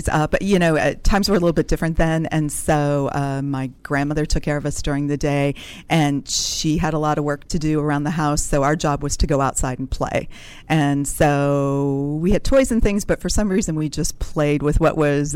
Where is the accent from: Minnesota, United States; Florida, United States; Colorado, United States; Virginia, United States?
Colorado, United States; Wheat Ridge; I grew up in Wheat Ridge, Colorado, which is a suburb of Denver